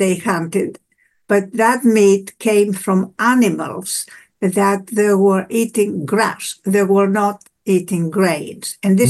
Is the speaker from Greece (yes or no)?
yes; Greece; born there; I was born in Greece and we have a summer home